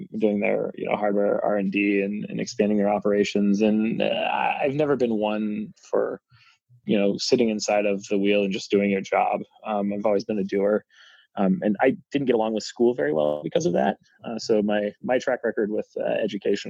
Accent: Hamilton, Montana, United States; also born or lived in Ecuador; now in Missoula, United States; So I was born and raised in Hamilton, Montana. I'm actually a third generation Montanan

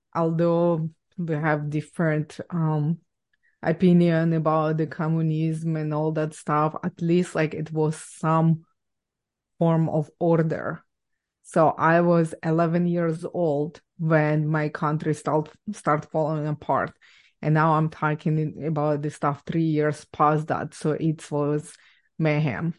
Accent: Ukraine; English is a second language; now in Canada; I was born and raised in Ukraine

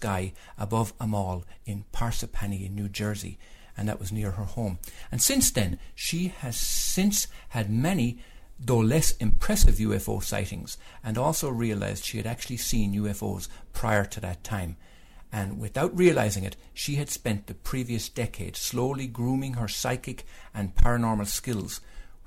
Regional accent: Ireland; now in United States; I'm Irish.

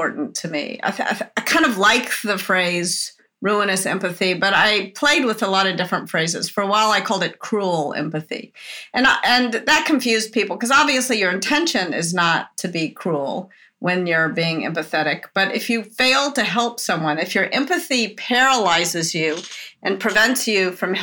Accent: the South, United States; I was brought up in the South as a woman, or as a girl, I guess, when I was a child

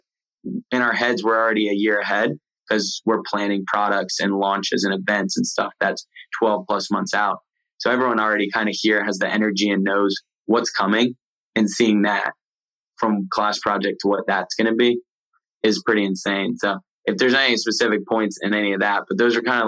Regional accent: Maryland, United States; moved away as an adult; also born or lived in the South; I came from Maryland, moved to the South.

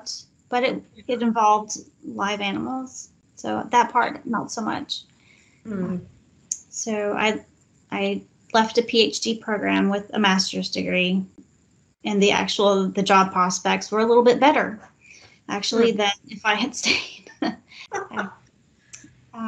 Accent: Texas, United States; moved away as an adult; also born or lived in New Orleans; when you grow up in Texas

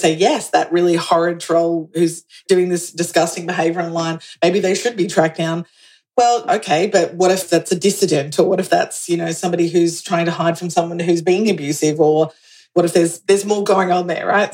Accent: Australia; also born or lived in New York; I'm Australian

